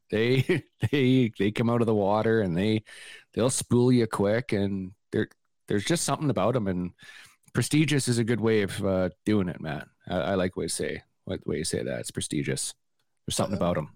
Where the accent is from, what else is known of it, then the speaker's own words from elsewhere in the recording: Vancouver, British Columbia, Canada; I grew up in Vancouver